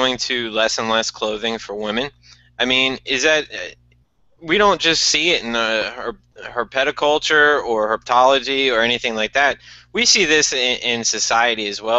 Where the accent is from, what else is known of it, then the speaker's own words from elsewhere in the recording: New York, United States; I grew up in New York.